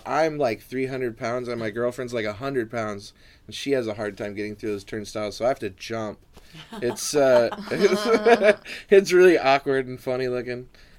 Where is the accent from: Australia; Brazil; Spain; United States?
United States; Oregon; born or raised there; moved away as an adult